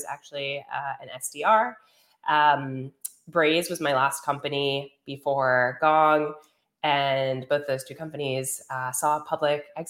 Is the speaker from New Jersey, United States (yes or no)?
yes; Teaneck, New Jersey, United States; moved away as an adult; also born or lived in Ithaca, New York; grew up in New Jersey, Teaneck, New Jersey